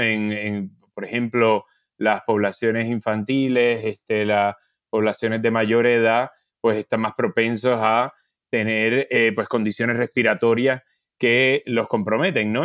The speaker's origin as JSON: {"language": "Spanish", "country": "Puerto Rico", "said": "yo por ejemplo soy de Puerto Rico"}